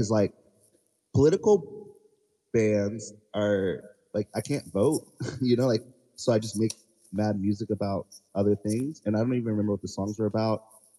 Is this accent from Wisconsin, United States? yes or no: no; Charleston, South Carolina, United States; Yes. I am from Charleston, South Carolina.